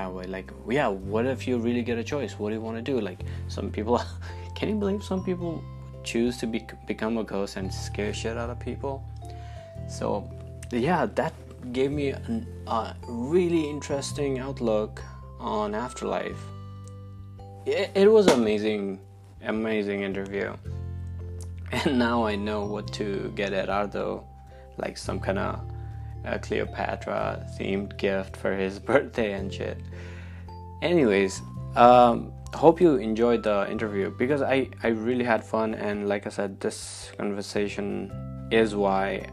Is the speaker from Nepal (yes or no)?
yes; Nepal; now in United States; I was born in Nepal, and Nepal's primary religion is Hinduism